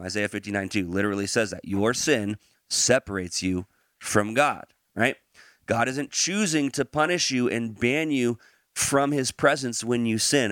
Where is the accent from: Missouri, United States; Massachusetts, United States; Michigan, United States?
Missouri, United States; Branson; moved away; We're from Branson